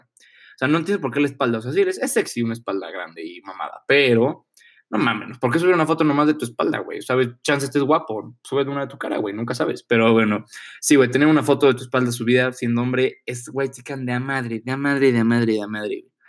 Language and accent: Spanish; Mexico; soy mexicano y soy blanco